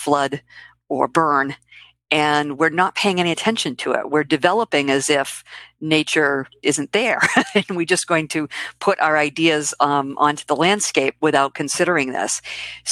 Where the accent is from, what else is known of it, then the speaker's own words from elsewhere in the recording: Boston, Massachusetts, United States; also born or lived in Quincy, Massachusetts; I am from the Boston area. I've been here pretty much my whole life